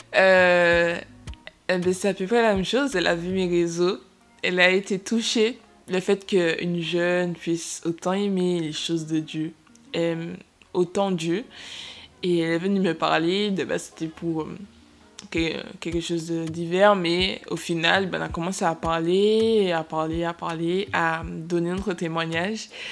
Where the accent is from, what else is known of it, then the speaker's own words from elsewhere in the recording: Martinique; nous venons tous de Martinique